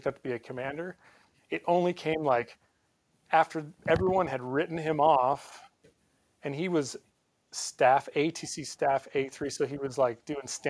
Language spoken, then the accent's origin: English; Montana, United States; moved away as an adult; now in North Carolina, United States; I grew up in Montana.